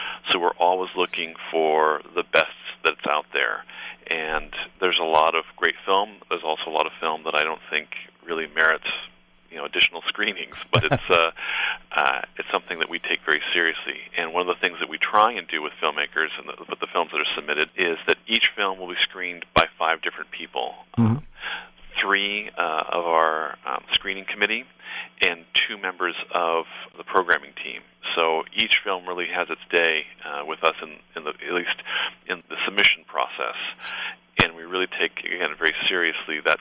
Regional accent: Newport Beach, California, United States; also born or lived in Berkeley; I grew up here in Newport

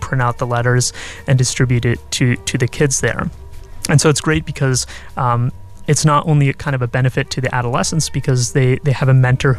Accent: Bay Area, California, United States; moved away as an adult; also born or lived in Virginia; now in Irvine, United States; I'm originally from the Bay Area, and I went to college in Virginia

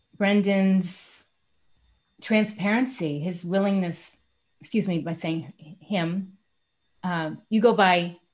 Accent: New York City, New York, United States; I grew up in Manhattan and my mother was a therapist.

